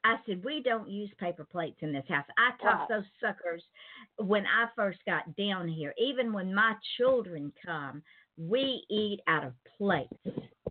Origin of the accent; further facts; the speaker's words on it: East Point, Georgia, United States; moved away as an adult; also born or lived in Atlanta, Georgia / Jackson County, Georgia; I was born in Atlanta, and I was raised in East Point.